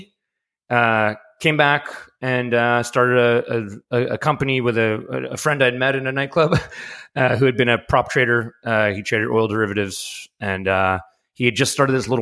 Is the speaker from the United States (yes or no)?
yes; New York City, New York, United States; I grew up in New York City